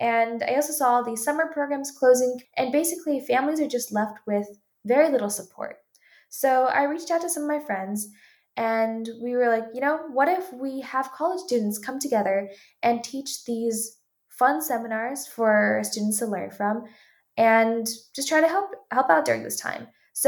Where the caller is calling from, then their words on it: Palo Alto, California, United States; I'm calling from Palo Alto, California